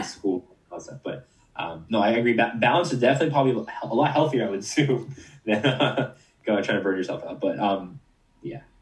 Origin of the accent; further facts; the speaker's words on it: Canada; I'm from Canada